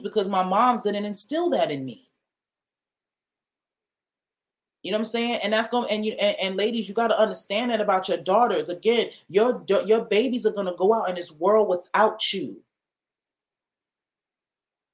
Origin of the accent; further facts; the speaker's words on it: New York City, New York, United States; Jamaica Avenue, I grew up in the Farmers Market.